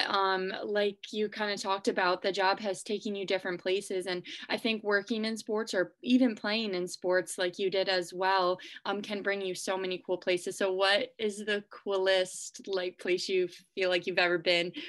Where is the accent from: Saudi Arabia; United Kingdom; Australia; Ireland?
United Kingdom; England; moved away as an adult; now in United States; grew up in England. Moved here at tw- I moved here at 21, so I was young.